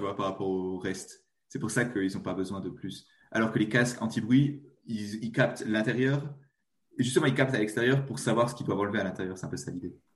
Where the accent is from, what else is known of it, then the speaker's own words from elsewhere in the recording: eastern France, France; accent: petit accent (east of France); Moi, je suis français. Je suis de l'est de la France, peut-être. petit accent.